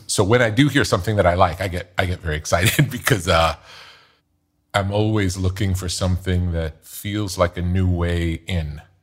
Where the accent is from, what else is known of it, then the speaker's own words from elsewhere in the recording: New York, United States; growing up in New York